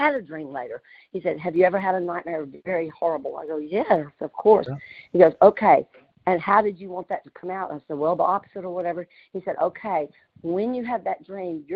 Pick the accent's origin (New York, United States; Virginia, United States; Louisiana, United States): Louisiana, United States; accent: country; I was raised in Louisiana